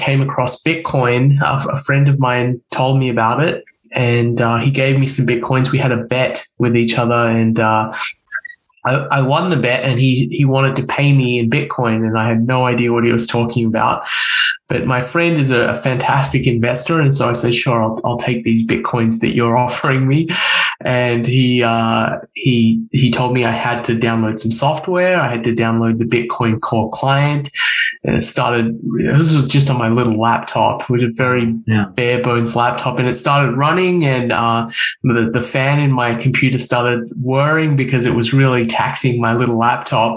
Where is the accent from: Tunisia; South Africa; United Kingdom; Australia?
Australia; moved away as an adult; now in United States; I'm from Australia originally. I was born and raised in Australia.